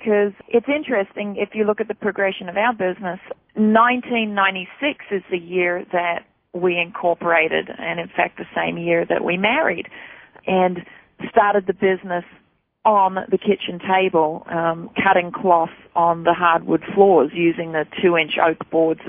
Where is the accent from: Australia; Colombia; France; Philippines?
Australia; moved away as an adult; now in United States; I'm from Australia